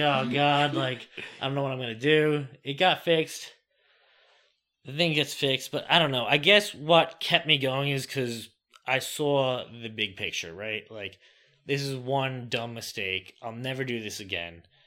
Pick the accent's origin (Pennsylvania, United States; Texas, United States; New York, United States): New York, United States; Franklin Square; moved away as an adult; now in Delaware, United States; I was born and raised in Franklin Square, New York, that's on Long Island